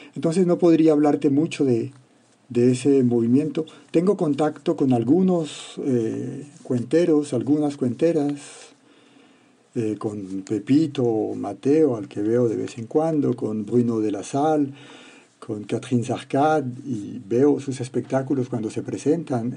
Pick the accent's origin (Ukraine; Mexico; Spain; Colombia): Colombia; Cali, Valle del Cauca; moved away as an adult; now in France; Siendo uno caleño